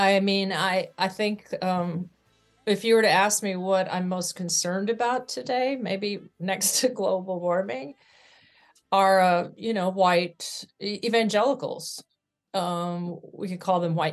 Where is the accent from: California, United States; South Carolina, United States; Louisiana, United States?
California, United States; also born or lived in Arkansas; I grew up in California. I was born in Arkansas.